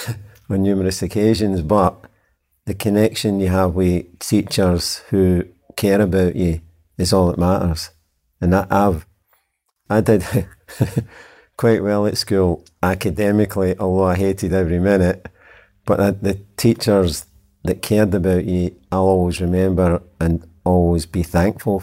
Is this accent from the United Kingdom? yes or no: yes; Glasgow, Scotland, United Kingdom; back to my upbringing, I'm from Glasgow